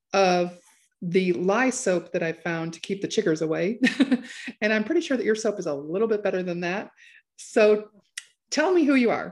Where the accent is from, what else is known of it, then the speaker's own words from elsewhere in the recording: Chicago, Illinois, United States; moved away; I'm from Chicago.